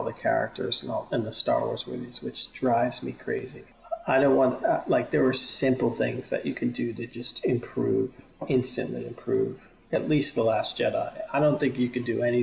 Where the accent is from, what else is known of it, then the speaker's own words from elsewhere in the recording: Boston, Massachusetts, United States; I'm from Boston, so if I hear a Boston accent in space, I have a problem with it